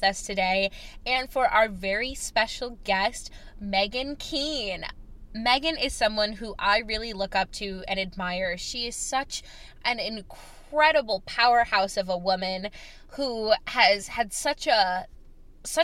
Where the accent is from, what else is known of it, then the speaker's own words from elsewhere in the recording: Chicago, Illinois, United States; moved away; also born or lived in North Carolina; Chicago will always be home